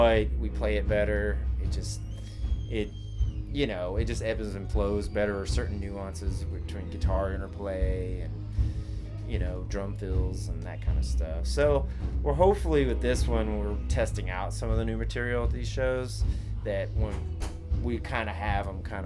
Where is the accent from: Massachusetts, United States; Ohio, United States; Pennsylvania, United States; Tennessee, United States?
Tennessee, United States; Nashville; moved away; I'm originally from Nashville